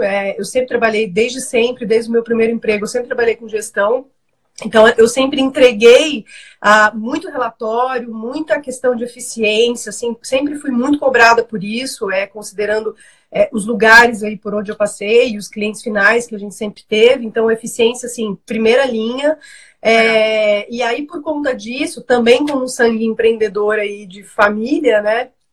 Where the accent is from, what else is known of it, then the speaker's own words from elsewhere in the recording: Rondônia, Brazil; now in São Paulo, Brazil; sou de Rondônia